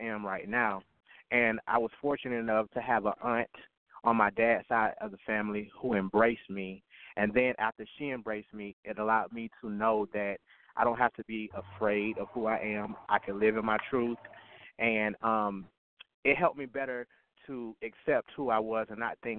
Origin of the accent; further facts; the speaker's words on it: West Palm Beach, Florida, United States; I was born and raised in West Palm Beach, Florida